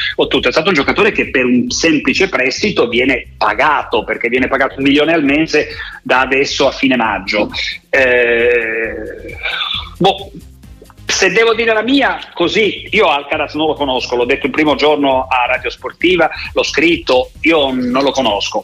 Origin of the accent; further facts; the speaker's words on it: Turin, Piedmont, Italy; io sono torinese